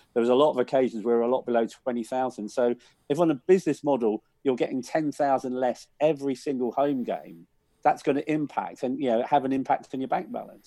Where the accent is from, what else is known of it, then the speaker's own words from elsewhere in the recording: London, United Kingdom; I grew up in Willesden